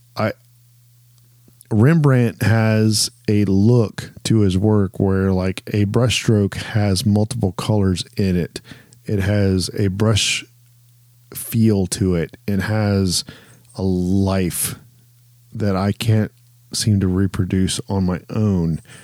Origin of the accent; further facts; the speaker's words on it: Ohio, United States; growing up in Ohio